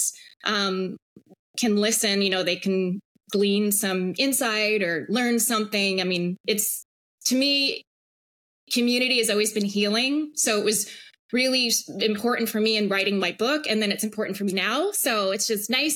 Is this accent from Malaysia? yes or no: no; Hawaii, United States; I grew up in Hawaii on this little island in the middle